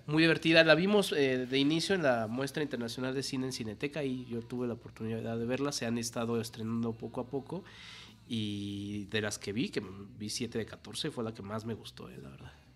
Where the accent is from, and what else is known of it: Mexico